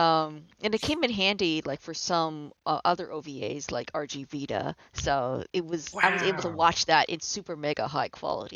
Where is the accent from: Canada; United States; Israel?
Canada; Toronto, Ontario; I was born and raised in Toronto, Canada.